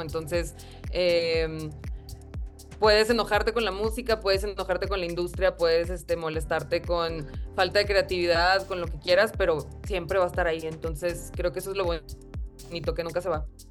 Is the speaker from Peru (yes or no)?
no; Monterrey, Nuevo León, Mexico; Monterrey, que es de donde soy